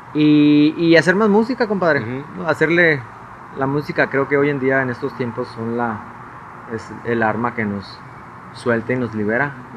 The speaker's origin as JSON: {"language": "Spanish", "town": "Hermosillo", "region": "Sonora", "country": "Mexico", "tie": "born or raised there", "moved": "as an adult", "lives_now": "Mexico City, Mexico", "said": "de Hermosillo nací"}